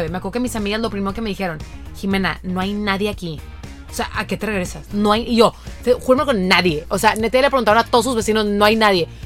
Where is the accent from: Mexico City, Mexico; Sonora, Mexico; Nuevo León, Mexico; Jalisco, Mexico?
Nuevo León, Mexico; Monterrey; los regios siempre nos vamos.